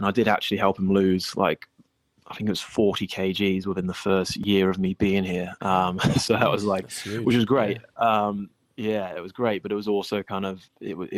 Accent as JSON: {"language": "English", "region": "England", "country": "United Kingdom", "tie": "born or raised there", "moved": "yes", "said": "I grew up in England"}